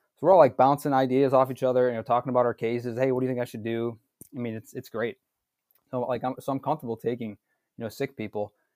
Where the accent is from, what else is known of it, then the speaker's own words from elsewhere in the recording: suburb of Milwaukee, Wisconsin, United States; also born or lived in North Chicago, Illinois; I'm born and raised in Wisconsin, um, a, a suburb of Milwaukee, south of Milwaukee